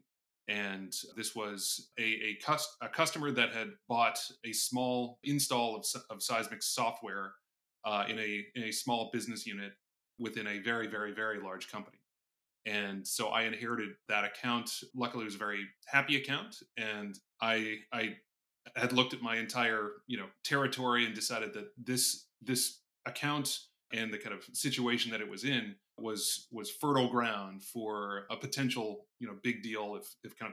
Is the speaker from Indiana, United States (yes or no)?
yes; Indianapolis, Indiana, United States; moved away as an adult; also born or lived in New York / Hong Kong; Born and raised in Indianapolis, Indiana